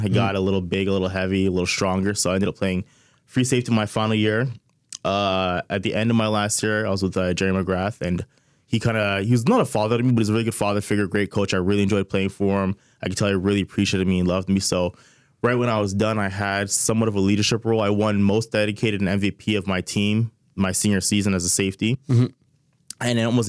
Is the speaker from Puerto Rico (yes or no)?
no; Montreal, Quebec, Canada; moved away as an adult; now in Ottawa, Canada; So I'm from Montreal, born and raised from LaSalle.